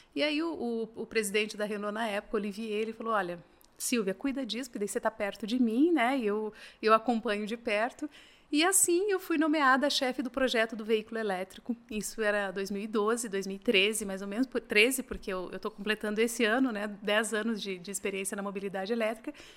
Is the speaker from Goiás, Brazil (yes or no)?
no; Assis Chateaubriand, Paraná, Brazil; now in Curitiba, Brazil; eu não sou de Curitiba, sou do interior do Paraná, nasci numa cidade chamada Assis Chateaubriand, mas tô, ah, tô em Curitiba